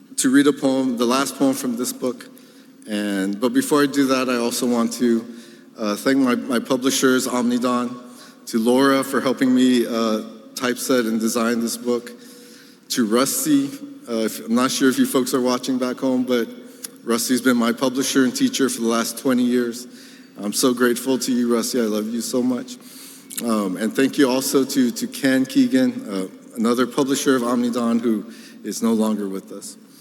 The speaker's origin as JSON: {"language": "English", "country": "Guam", "tie": "born or raised there", "said": "I'm from a very small island of Guam, and there's only one bookstore"}